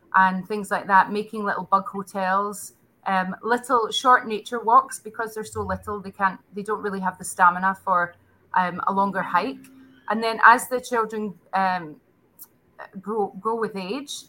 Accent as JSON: {"language": "English", "region": "Scotland", "country": "United Kingdom", "also_born_or_lived": "Abu Dhabi, United Arab Emirates", "moved": "as an adult", "lives_now": "Prague, Czech Republic", "said": "I'm originally from Scotland"}